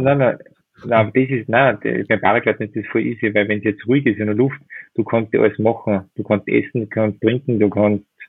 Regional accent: Werfenweng, Salzburg, Austria; in meiner Heimat in Werfmen

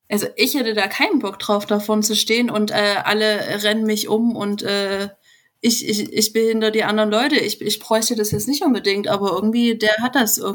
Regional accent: Saxony, Germany; also born or lived in Bavaria; Ich bin aus Sachsen

